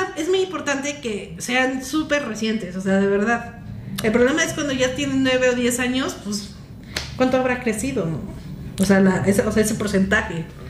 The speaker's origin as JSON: {"language": "Spanish", "country": "Mexico", "tie": "born or raised there", "moved": "as an adult", "lives_now": "Mexico City, Mexico", "said": "de mi pueblo aquí a la ciudad"}